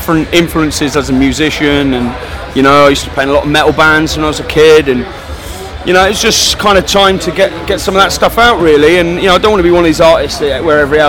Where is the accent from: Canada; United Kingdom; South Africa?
United Kingdom; Torquay, South West England; my hometown of Torquay